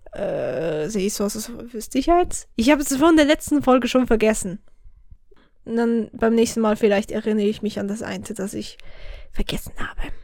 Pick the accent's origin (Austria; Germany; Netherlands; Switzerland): Switzerland; accent: Swiss German; first language Swiss German; Ich bin so ein Schweizerdeutsch-Noob. Dabei ist das Muttersprache